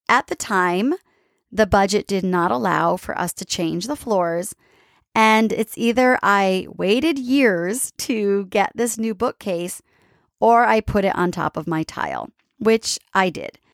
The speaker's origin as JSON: {"language": "English", "region": "East Coast", "country": "United States", "tie": "born or raised there", "moved": "yes", "lives_now": "San Diego, United States", "said": "growing up on the East Coast"}